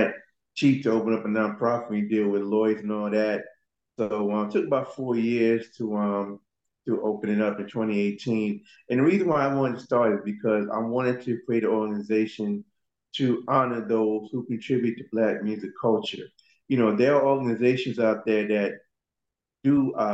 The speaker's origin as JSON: {"language": "English", "region": "New York", "country": "United States", "said": "I'm originally from New York."}